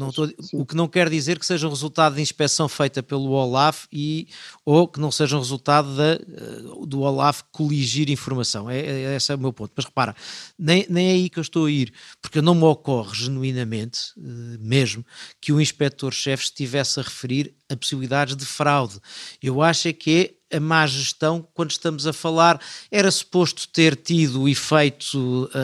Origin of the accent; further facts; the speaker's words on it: Portugal; a minha atitude é, eu estou cá para fiscalizar, mas sou português